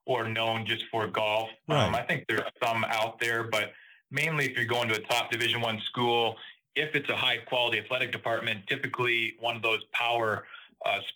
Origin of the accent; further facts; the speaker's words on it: Northern Canada, Canada; now in South Bend, United States; it was a great spot to grow up in Northern Canada